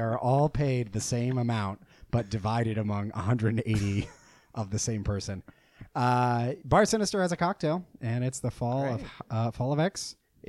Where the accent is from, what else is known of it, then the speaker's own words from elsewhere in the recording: the South, United States; accent: southern; we just don't like my southern accent.